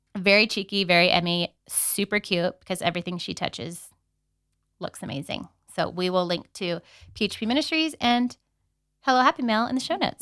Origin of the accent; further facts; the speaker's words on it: San Diego, California, United States; moved away as an adult; now in Denver, United States; I grew up in San Diego